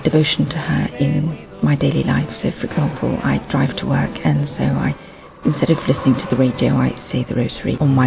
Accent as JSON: {"language": "English", "region": "London", "country": "United Kingdom", "said": "I'm from London"}